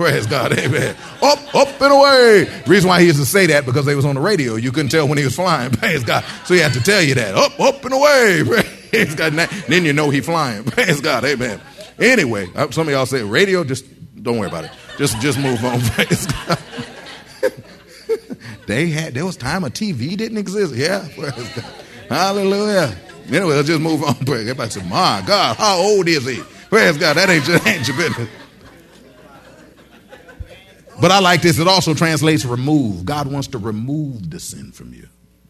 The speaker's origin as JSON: {"language": "English", "region": "Michigan", "country": "United States", "said": "Now, see, I came from Michigan. In Michigan, you see the trees fall."}